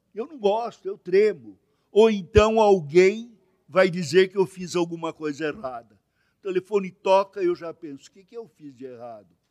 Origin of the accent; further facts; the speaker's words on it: Brazil; eu sou brasileiro que sou brasileiro. O primeiro da minha família aqui no Brasil